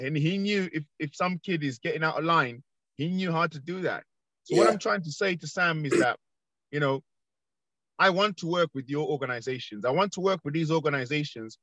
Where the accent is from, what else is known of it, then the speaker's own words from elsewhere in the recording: London, United Kingdom; I was born in Northwest London, and we used to have community police